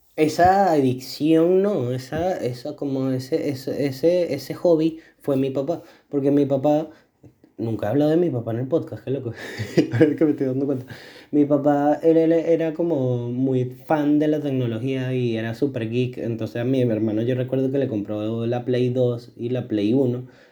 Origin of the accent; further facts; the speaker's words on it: Venezuela; moved away; yo en mi etapa del colegio en Venezuela